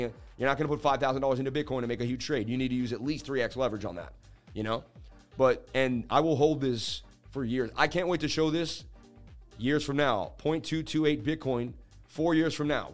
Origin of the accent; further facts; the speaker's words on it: New England, United States; I'm from New England